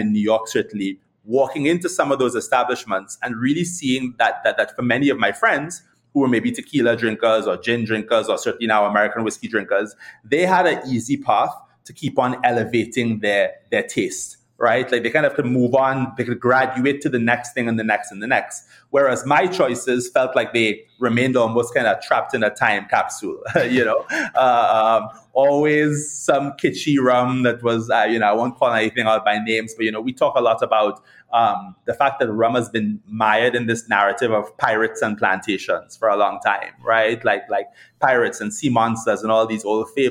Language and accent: English; Trinidad & Tobago; now in United States; growing up in Trinidad